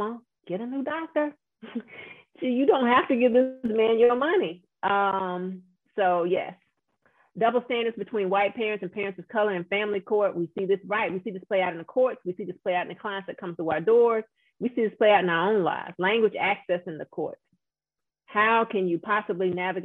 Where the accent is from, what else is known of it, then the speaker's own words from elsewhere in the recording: Louisiana, United States; my home state of Louisiana